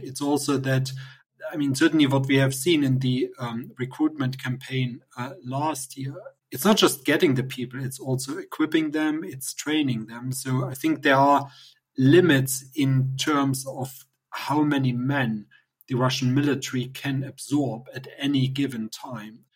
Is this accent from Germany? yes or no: yes; East Germany, Germany; moved away; I grew up in in East Germany